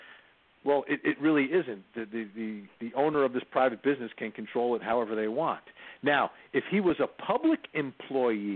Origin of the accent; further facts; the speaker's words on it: New Jersey, United States; now in Atlanta, United States; I grew up in New Jersey, the home of the Giants and Jets